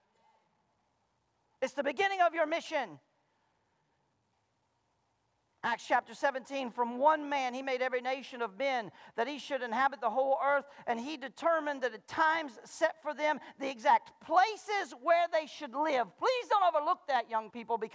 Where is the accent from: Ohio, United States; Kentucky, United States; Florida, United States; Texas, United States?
Florida, United States; Malone; now in Centreville, United States; I grew up in Malone, Florida